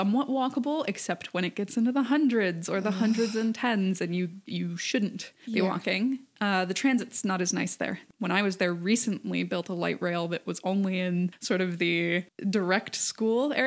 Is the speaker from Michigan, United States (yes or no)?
yes; Michigan, United States; moved away as an adult; also born or lived in Arizona; now in Stockholm, Sweden; I grew up in Michigan, which is in the northern United States